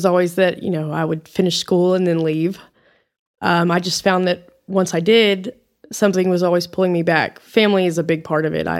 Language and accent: English; Amarillo, Texas, United States; I'm actually born and raised in Amarillo. So I've lived here my entire life.